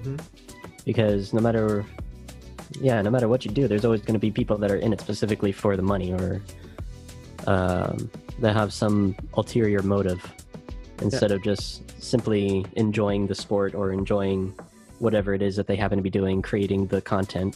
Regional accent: United States; I'm American

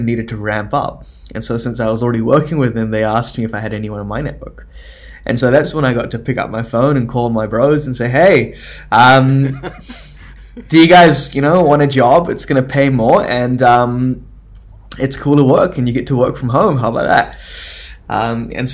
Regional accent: New Zealand; I was born in New Zealand

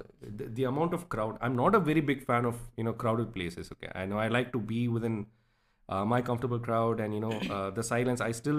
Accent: Coonoor, Tamil Nadu, India; born or raised there; moved away

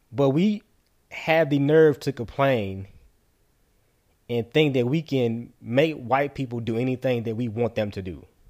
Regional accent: United States; As a taxpaying American citizen, as a black man in America

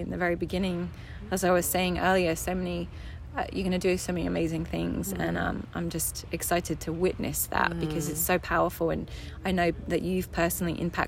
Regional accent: England, United Kingdom; also born or lived in California; I was born in California, moved back to England when I was 2 with my sister. She was 4 and my mom, and had a kind of bi-continental relationship with my dad, where I would see him for 2 months every summer and then every other Christmas. And grew up for the most part with my mum

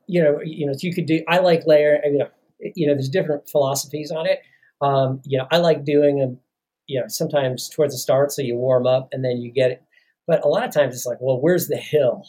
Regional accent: Chicago, Illinois, United States; moved away; I'm from the Chicago area

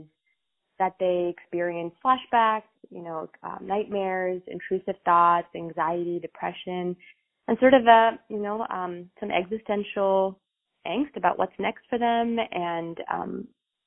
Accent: New Jersey, United States; moved away as an adult; also born or lived in Michigan; now in Chicago, United States; I'm originally from New Jersey, graduated from Rutgers University

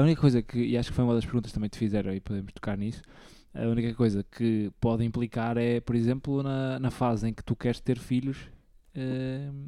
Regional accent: the North, Norte, Portugal; por ser do norte e por ser novo também

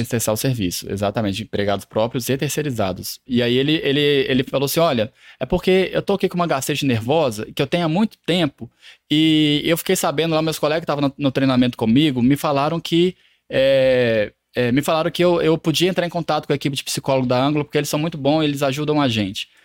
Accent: Lavras, Minas Gerais, Brazil; moved away as an adult; now in Belo Horizonte, Brazil; eu sou natural de Lavras, no sul de Minas

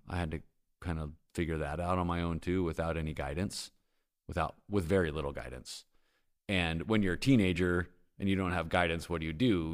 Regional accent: San Diego, California, United States; moved away as an adult; now in Bentonville, United States; I'm from San Diego.

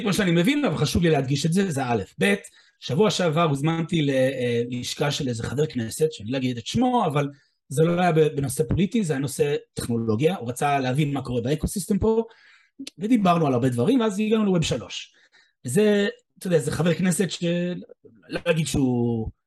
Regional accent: United States; now in Israel; במקור אני אמריקאי, אני בארץ 30 שנה

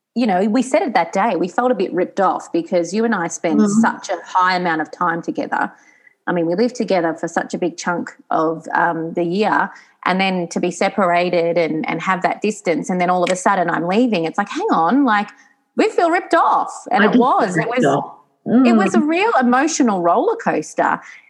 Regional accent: Geelong, Victoria, Australia; moved away as an adult; now in Novara, Italy; I grew up in Geelong.

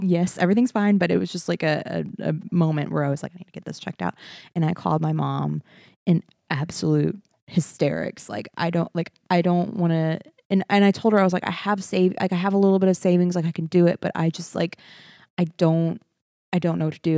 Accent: Beaumont, Texas, United States; moved away; Every time I go home to Beaumont, I feel like my accent comes out a little bit more.

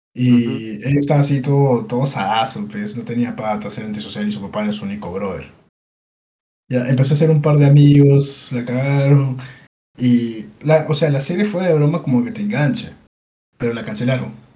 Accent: Peru; Somos peruanos

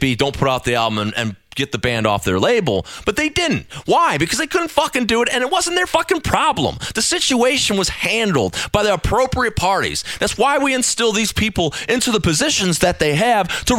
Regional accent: United States; as an American

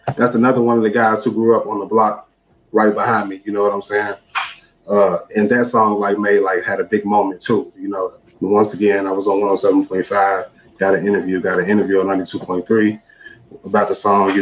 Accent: Chicago, Illinois, United States; I'm from Chicago. I stayed on the block Dante, and all of my friends stayed on the next block over, which was Harper

